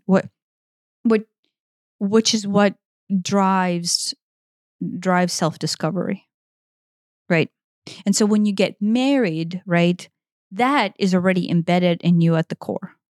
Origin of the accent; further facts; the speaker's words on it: Ukraine; moved away; based on my upbringing and how I was raised in Eastern Europe